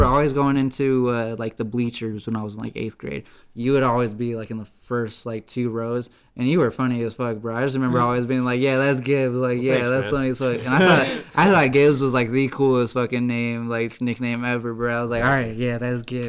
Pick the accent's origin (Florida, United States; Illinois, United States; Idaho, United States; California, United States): Idaho, United States; Idaho Falls; my hometown of Idaho Falls